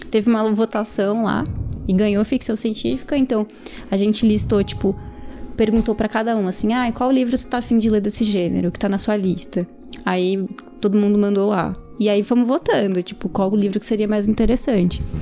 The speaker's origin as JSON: {"language": "Portuguese", "region": "São Paulo", "country": "Brazil", "said": "só eu sou da Zona Norte, o resto é tudo espalhado por São"}